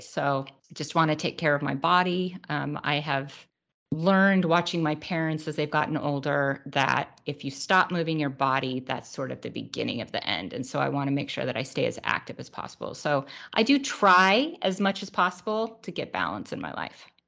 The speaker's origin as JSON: {"language": "English", "town": "Truckee", "region": "California", "country": "United States", "tie": "born or raised there", "also_born_or_lived": "Los Angeles, California / Idaho", "lives_now": "Orange County, United States", "said": "I was born in Los Angeles, uh, but I only lived here for a few years, and my family moved to Idaho. Um, but then when we were, I was about nine, we moved up to Northern California to a tiny little town called Truckee."}